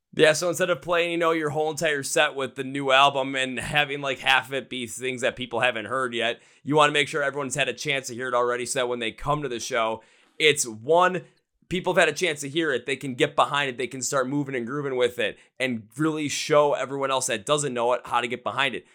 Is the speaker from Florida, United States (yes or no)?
no; Wisconsin, United States; I'm from Wisconsin myself